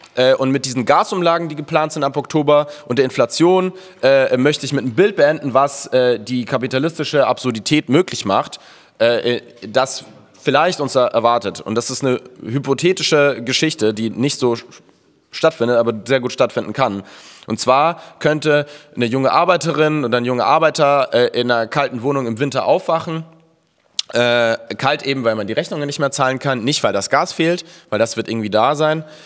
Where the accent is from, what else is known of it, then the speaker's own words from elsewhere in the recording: Munich, Bavaria, Germany; moved away; in München, wo ich herkomme